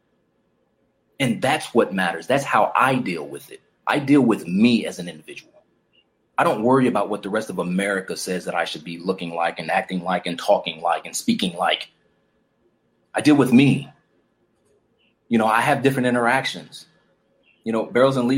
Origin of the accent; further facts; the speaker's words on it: Chicago, Illinois, United States; I grew up in the streets of Chicago. I grew up in Chicago.